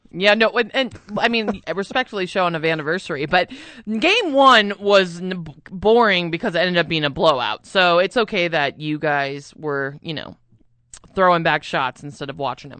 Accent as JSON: {"language": "English", "town": "Albuquerque", "region": "New Mexico", "country": "United States", "tie": "born or raised there", "said": "I'm an actual Burkeño, though. I grew up here"}